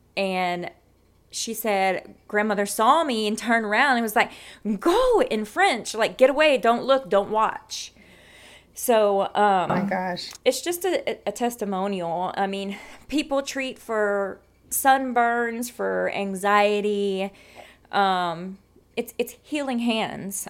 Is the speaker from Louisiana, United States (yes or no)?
yes; South Louisiana, United States; moved away as an adult; now in San Antonio, United States; being born and raised in South Louisiana